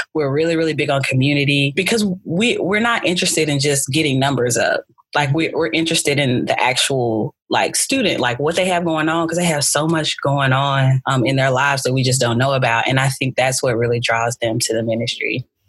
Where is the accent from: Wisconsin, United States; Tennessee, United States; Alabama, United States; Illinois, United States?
Alabama, United States; Birmingham; also born or lived in Newport News, Virginia / Auburn, Alabama; I was born in Newport News, Virginia, but I was raised in Birmingham, Alabama.